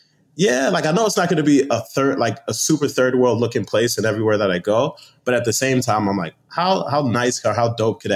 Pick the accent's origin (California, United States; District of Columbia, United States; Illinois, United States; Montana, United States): Illinois, United States; Chicago; also born or lived in London / Arlington Heights, Illinois; I'm Nigerian, born in London, grew up in Chicago